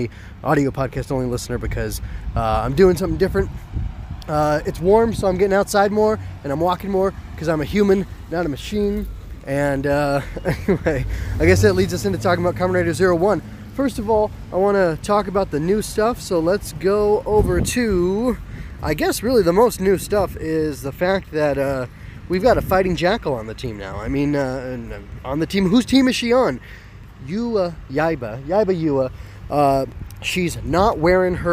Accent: United States; being an American

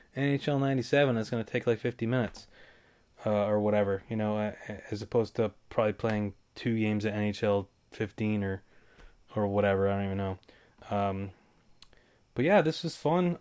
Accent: Davenport, Iowa, United States; Davenport, Iowa all the way

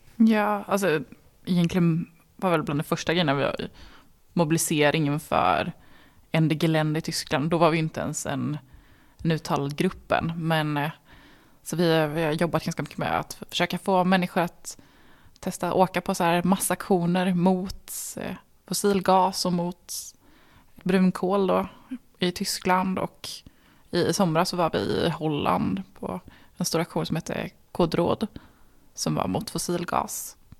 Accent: Värmland, Sweden; Som är värmlänning

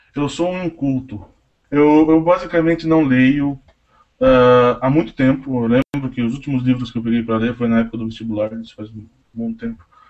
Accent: Tatuí, São Paulo, Brazil; eu sou de Tatuí

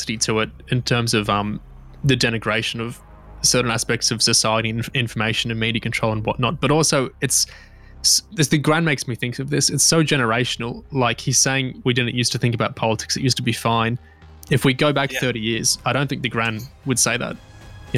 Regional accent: Australia; I'm Australian, not British

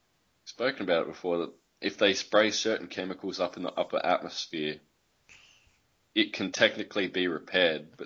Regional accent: Adelaide, South Australia, Australia; I'm from Adelaide, and Adelaide was the first colony

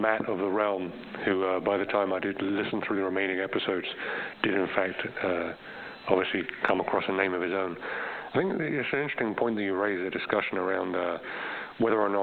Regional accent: United Kingdom; moved away; all of my childhood in the UK

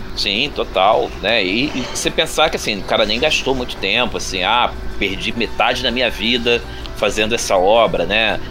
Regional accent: Rio de Janeiro, Brazil; nascido aqui no Rio de Janeiro, bom carioca da Gema e da Clara

